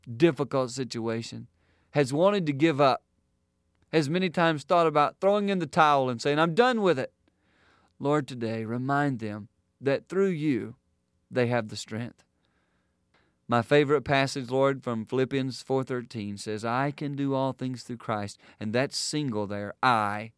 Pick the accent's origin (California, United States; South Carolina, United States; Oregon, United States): South Carolina, United States; Growing up in South Carolina, we would go to church every week